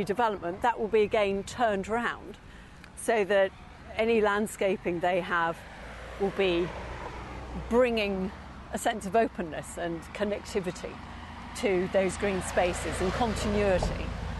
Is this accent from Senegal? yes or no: no; England, United Kingdom; we're very English.